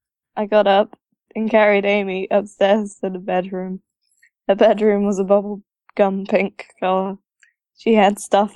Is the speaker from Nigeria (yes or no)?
no; England, United Kingdom; I'm English.